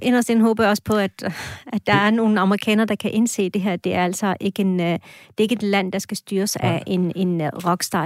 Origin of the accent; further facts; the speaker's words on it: Esbjerg, Southern Denmark, Denmark; also born or lived in Anatolia, Turkey; now in Askov, Denmark; jeg er vokset op i Esbjerg